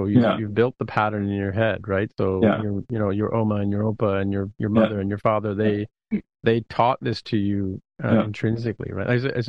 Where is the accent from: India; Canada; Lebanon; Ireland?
Canada; okay, sorry, sorry, because I'm Canadian, right?